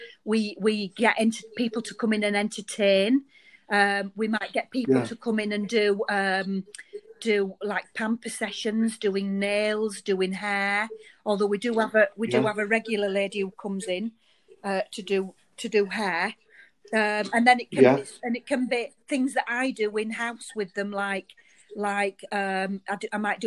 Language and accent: English; Bradford, Yorkshire and the Humber, United Kingdom; also born or lived in Baildon; I was born in Bradford, in Whibsey, then moved over to Bailden